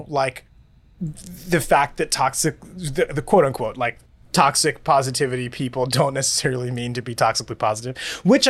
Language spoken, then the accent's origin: English; Northeast, United States; we're from the Northeast